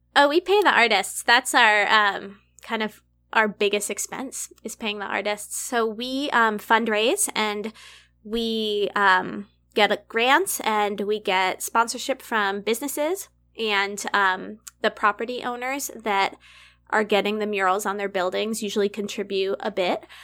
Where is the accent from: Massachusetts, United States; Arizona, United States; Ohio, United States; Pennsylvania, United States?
Massachusetts, United States; now in Humboldt, United States; I'm from Massachusetts.